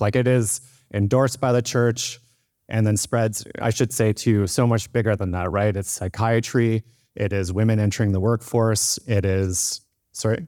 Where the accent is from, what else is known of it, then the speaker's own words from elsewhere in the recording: Victoria, British Columbia, Canada; And I grew up in Victoria